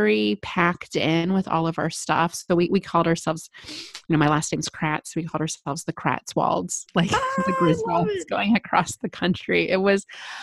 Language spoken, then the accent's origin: English; Midwest, United States; I'm a Midwesterner